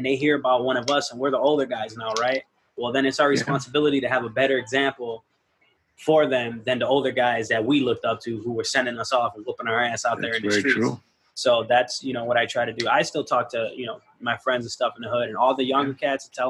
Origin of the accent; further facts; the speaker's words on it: Chicago, Illinois, United States; I'm from Homer Park, so it was all, you know, insanes and maniacs